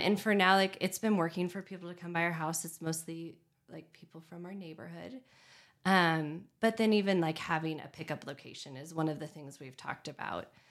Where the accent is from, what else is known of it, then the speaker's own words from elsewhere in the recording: Redmond, Oregon, United States; now in Bend, United States; I grew up in Redmond